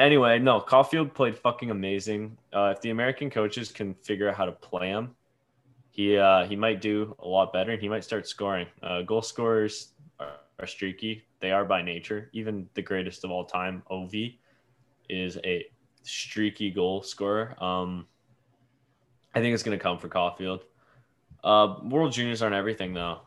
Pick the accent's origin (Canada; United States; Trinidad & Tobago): Canada; accent: Canadian; I'm a Canadian